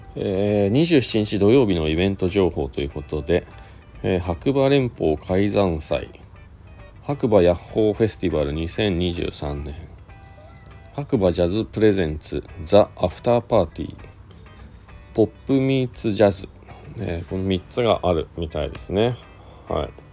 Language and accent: Japanese; Shizuoka, Japan; now in Hakuba, Japan; 自分の地元が静岡県なので